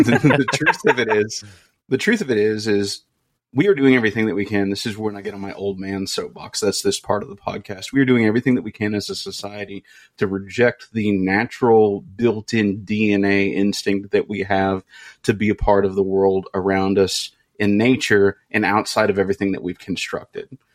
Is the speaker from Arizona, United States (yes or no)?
no; Kentucky, United States; I grew up in Kentucky